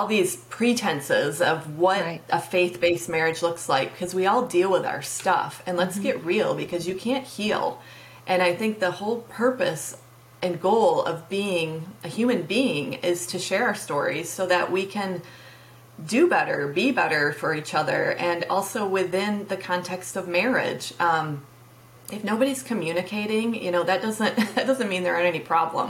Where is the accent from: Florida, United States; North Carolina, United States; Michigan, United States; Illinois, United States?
Michigan, United States; moved away as an adult; also born or lived in Tennessee; last year we moved back to Michigan. My hometown